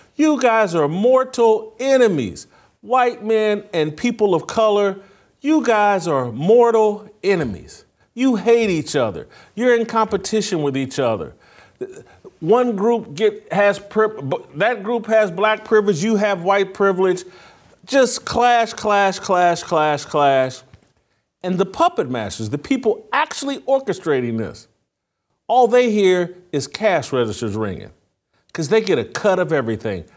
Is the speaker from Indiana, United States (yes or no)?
yes; Indiana, United States; born or raised there